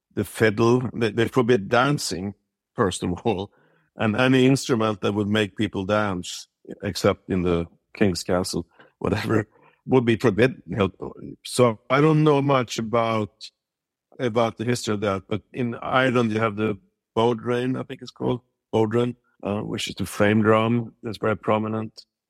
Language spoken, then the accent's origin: English; Sweden; moved away as an adult; also born or lived in Stockholm; now in United States; growing up in Sweden